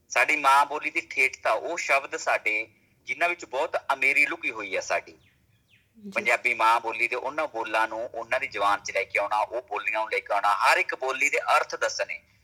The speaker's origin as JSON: {"language": "Punjabi", "town": "Samaon", "region": "Punjab", "country": "India", "tie": "born or raised there", "said": "ਮੈਂ ਜ਼ਿਲ੍ਹਾ ਮਾਨਸਾ ਪਿੰਡ ਸਮਾਉ ਮੇਰਾ ਜਿਹੜਾ ਪਿੰਡ ਸਮਾਉ"}